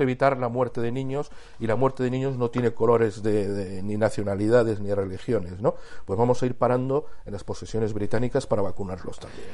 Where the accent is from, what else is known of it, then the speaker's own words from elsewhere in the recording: Cástulo, Andalusia, Spain; Cástulo, que es donde yo nací